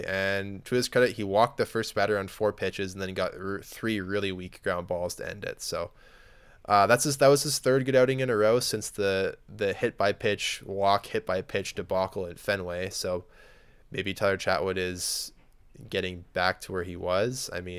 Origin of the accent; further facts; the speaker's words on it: Lloydminster, Canada; My hometown team was in town to play one of the Saskatoon teams, and Lloyd Minster got mercied 18-0 in the first game